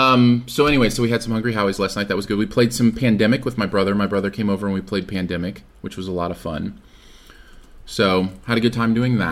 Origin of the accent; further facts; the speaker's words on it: Michigan, United States; now in Springfield, Missouri, United States; I am from Michigan